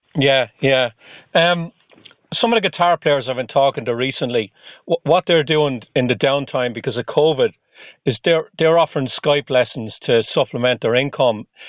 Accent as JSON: {"language": "English", "country": "Ireland", "moved": "yes", "lives_now": "Boston, United States", "said": "I'm originally from Ireland, though, where we don't get much snow at all"}